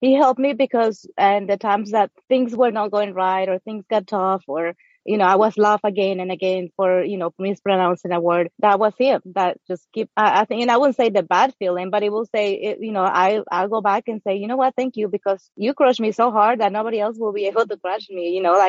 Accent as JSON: {"language": "English", "country": "Mexico", "tie": "born or raised there", "second_language": "English", "moved": "as an adult", "lives_now": "United States", "said": "I'm originally from Mexico. I think we were having that conversation before we started recording, but I came to the States at age 23."}